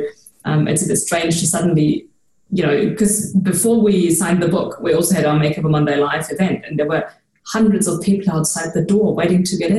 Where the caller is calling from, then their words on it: Nuremberg, Bavaria, Germany; I'm calling from Nuremberg.